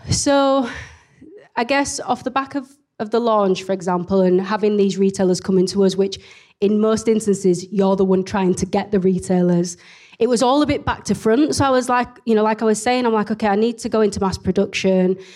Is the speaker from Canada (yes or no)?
no; Leeds, Yorkshire and the Humber, United Kingdom; accent: very strong accent (Leeds); I'm based in Leeds. You can probably tell from my very strong accent